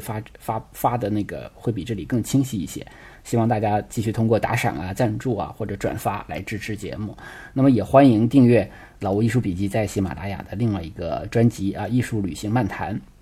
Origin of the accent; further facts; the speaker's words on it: China; 对我们中国人来讲